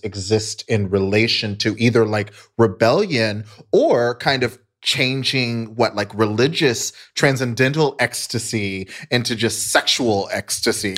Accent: Dallas, Texas, United States; I grew up in Dallas, Texas

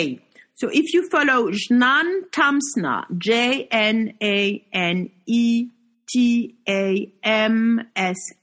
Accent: Paris, Île-de-France, France; moved away as an adult; now in Marrakesh, Morocco; when I'm in Paris, I'm home, because it's my hometown and I'm French.

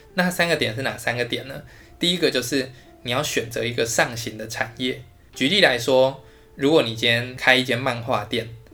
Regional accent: Taiwan; 我就生在这，我的工作也在这，我的房子也在这

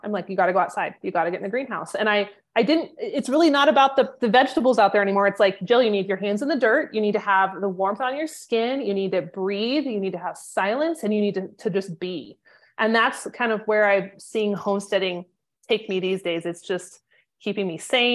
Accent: North Idaho, United States; I'm from North Idaho.

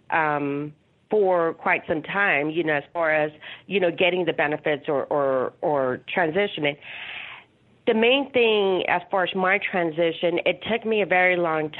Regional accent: Laredo, Texas, United States; I'm originally from Laredo, Texas, which is the border town right by Mexico.

